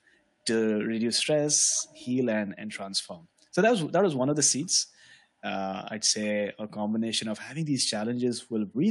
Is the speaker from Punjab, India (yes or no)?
no; Mumbai, Maharashtra, India; I was born and brought up in Mumbai, which is a city on the west of India.